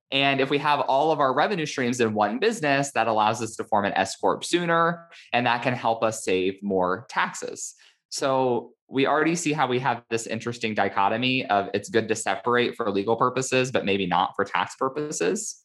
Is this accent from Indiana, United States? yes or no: yes; Indiana, United States; now in California, United States; my home state of Indiana